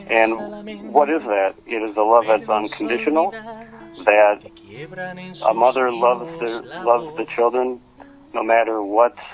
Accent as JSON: {"language": "English", "country": "United States", "said": "I'm from the United States of America."}